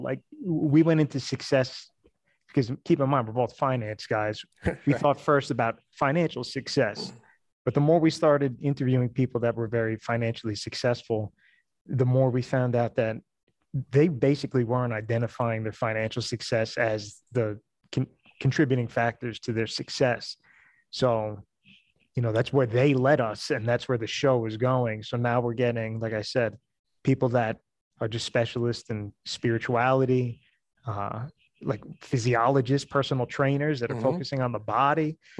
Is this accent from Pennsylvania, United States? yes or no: yes; Pennsylvania, United States; I'm from the Northeast, Pennsylvania.